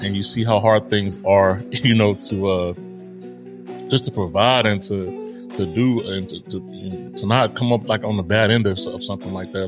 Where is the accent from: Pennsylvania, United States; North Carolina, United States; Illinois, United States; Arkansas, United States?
Illinois, United States; Chicago; I was born in Chicago